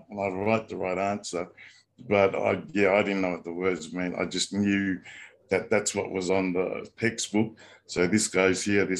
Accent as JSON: {"language": "English", "town": "Canberra", "region": "Australian Capital Territory", "country": "Australia", "tie": "born or raised there", "also_born_or_lived": "New Zealand / Tonga", "moved": "yes", "said": "I was born and raised in Canberra, in Australia. My parents were in Canberra in the 1960s to go to grad school at ANU."}